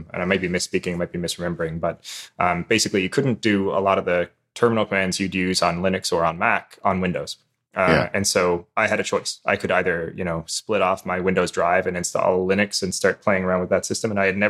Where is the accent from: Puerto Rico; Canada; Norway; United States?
Canada; Newfoundland and Labrador; Newfoundlander, actually. So I'm calling you from half an hour ahead of Atlantic.